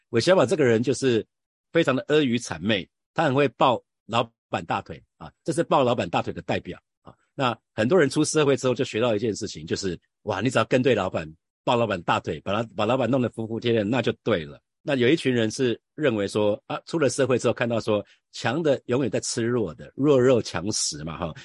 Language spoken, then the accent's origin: Chinese; Hsinchu, Taiwan; 我在新竹出生